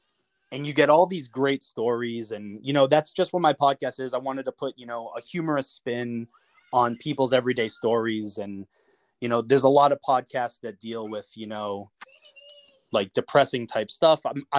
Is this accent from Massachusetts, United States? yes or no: yes; Boston, Massachusetts, United States; I'm from Boston.